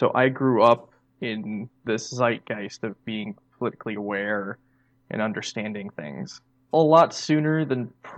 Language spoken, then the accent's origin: English; Wisconsin, United States